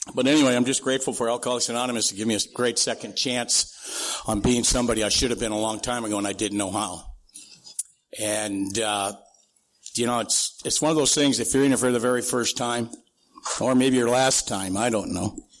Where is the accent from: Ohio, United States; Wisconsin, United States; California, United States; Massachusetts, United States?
California, United States; Santee; also born or lived in Sioux City, Iowa / Minnesota; I grew up out in East County